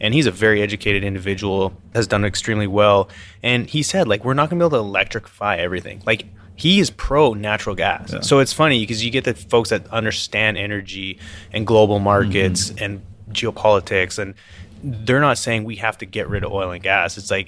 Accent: Canada; now in United States; And I'm coming from Canada. It's like I have not witnessed that until coming down here.

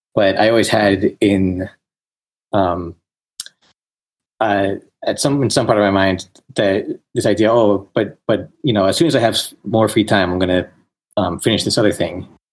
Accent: New York, United States; moved away as an adult; I grew up in New York and uh, was living there

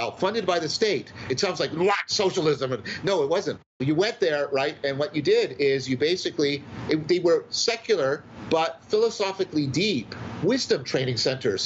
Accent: Canada; I'm a Canadian

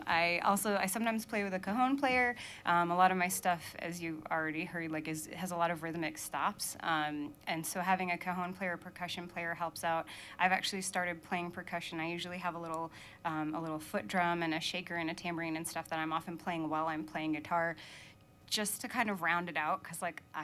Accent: Maine, United States; moved away as an adult; also born or lived in New York City area / Georgia / Philadelphia area; now in Vermont, United States; growing up in Maine

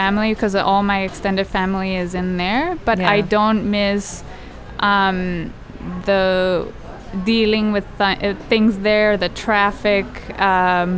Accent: Bogotá, Colombia; moved away as an adult; also born or lived in Philadelphia; now in New York, United States; I grew up in Colombia, in Bogota.

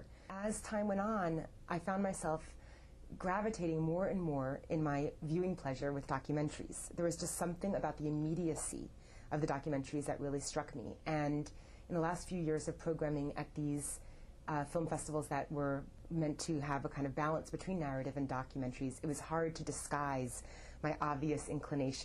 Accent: New York City, New York, United States; Growing up in New York City, my father was the founder

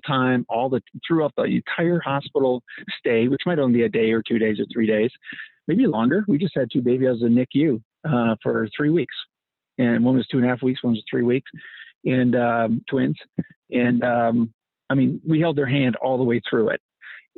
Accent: Canada; moved away as an adult; now in United States; I came here as a Canadian

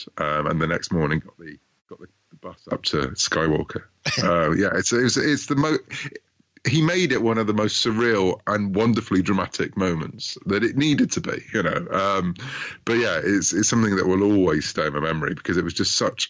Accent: United Kingdom; I'm a Brit, as you might gather from my accent

